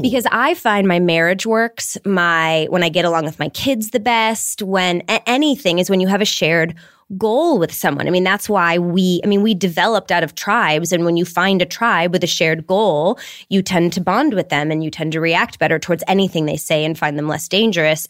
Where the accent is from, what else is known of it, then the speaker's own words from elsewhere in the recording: Detroit, Michigan, United States; moved away; I grew up in Detroit